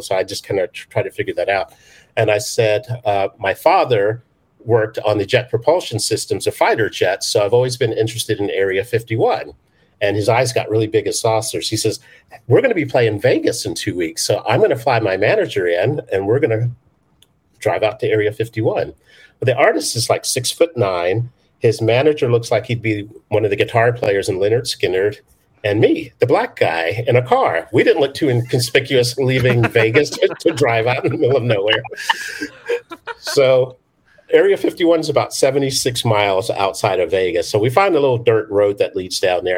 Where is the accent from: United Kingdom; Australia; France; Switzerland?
United Kingdom; moved away; I was born in London, well, outside of London